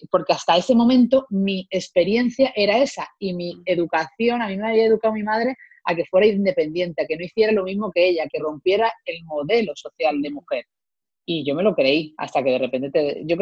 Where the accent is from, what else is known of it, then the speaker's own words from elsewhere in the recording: Málaga, Andalusia, Spain; moved away as an adult; now in Madrid, Spain; yo me vine de Málaga a Madrid a estudiar